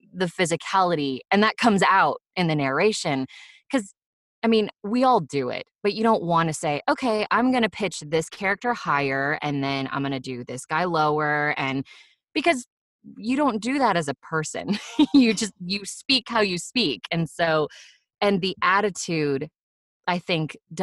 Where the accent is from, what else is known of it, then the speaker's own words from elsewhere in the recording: West Coast, United States; I'm from the West Coast and we say Nevada